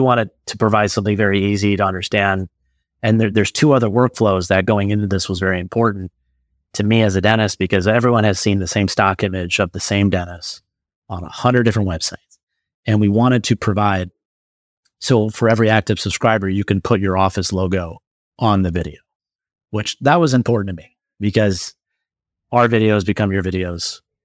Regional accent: Omaha, Nebraska, United States; I'm from Omaha, Nebraska

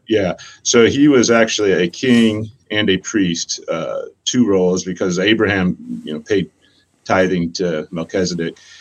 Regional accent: Ohio, United States; moved away as an adult; I grew up in Ohio, moved here in my 20s because of the gathering

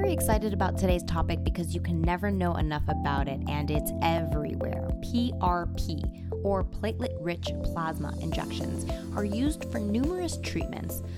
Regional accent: Toronto, Ontario, Canada; my hometown, Toronto, Canada

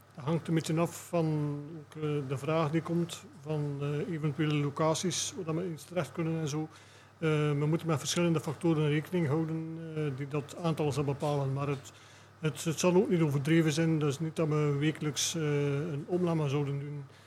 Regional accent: Moorsele, Flanders, Belgium; we zijn alle drie afkomstig uit Moorsielen

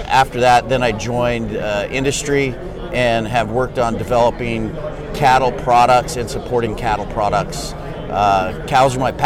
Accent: Montana, United States; moved away as an adult; also born or lived in Washington / Kansas / Missouri; I grew up in Montana

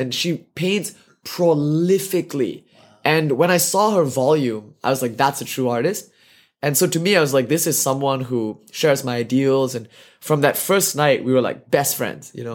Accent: India; I'm an Indian boy. I've been eating meals on the floor my whole life

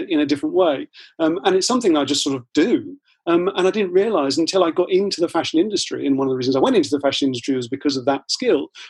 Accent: Ilford, London, United Kingdom; I grew up in Ilford in Essex.

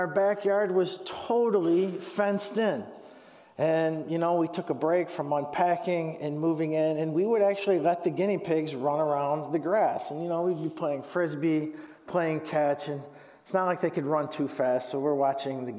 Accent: Huron, Ohio, United States; moved away; I'm originally from Huron, Ohio

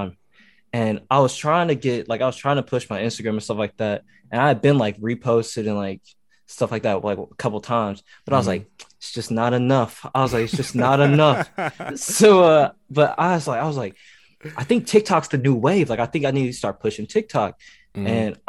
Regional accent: Ohio, United States; also born or lived in Tennessee; I say I was born in Tennessee. I was raised in Ohio because, like, okay, that's where I spent the majority of, like, me growing up.

